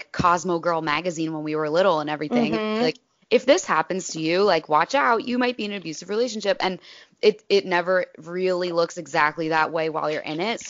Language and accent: English; Point Pleasant, New Jersey, United States; he is from where I'm from. He's from Point Pleasant, New Jersey